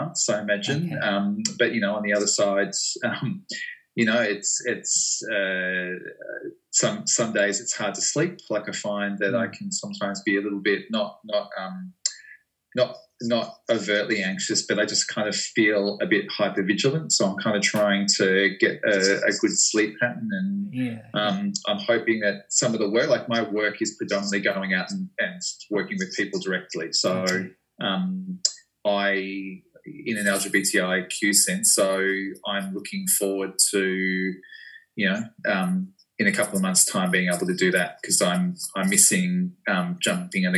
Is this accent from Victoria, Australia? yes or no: yes; Geelong, Victoria, Australia; I was working in schools in my hometown of Geelong